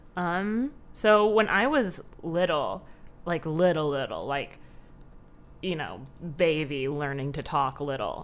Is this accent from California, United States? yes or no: yes; Southern California, United States; moved away as an adult; now in Chicago, United States; I grew up in Southern California, um, with my mom, my dad, my two sisters